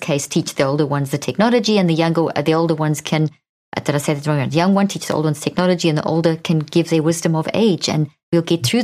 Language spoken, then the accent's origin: English; Zimbabwe; I was born in Zimbabwe